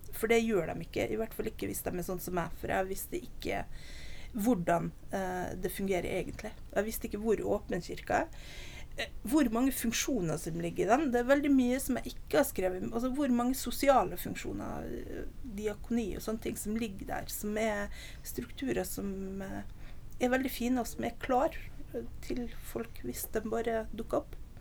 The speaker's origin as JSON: {"language": "Norwegian", "region": "Nordvestlandet", "country": "Norway", "tie": "born or raised there", "also_born_or_lived": "Oslo", "moved": "yes", "said": "Jeg er oppvokst på Nordvestlandet."}